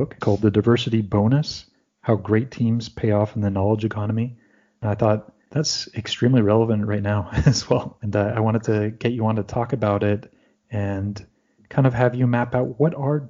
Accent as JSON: {"language": "English", "region": "Pennsylvania", "country": "United States", "tie": "born or raised there", "said": "I grew up in Pennsylvania, so those could be very similar. Privileged to be a swing state, you get a lot of attention."}